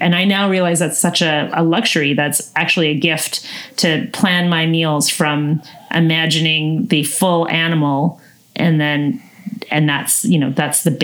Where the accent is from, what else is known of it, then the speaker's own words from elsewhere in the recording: Northern BC, British Columbia, Canada; I'm from the Peace region